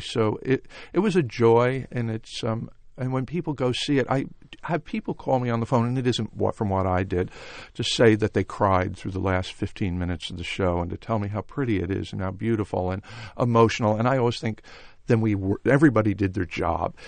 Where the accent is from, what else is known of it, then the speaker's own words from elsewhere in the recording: Rye, New York, United States; I grew up just outside of New York in a town called Rye, New York